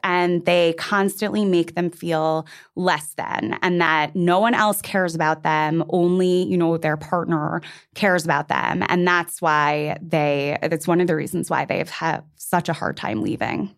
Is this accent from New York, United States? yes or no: yes; New York City, New York, United States; I just turned 37 and I, like you, am from New York City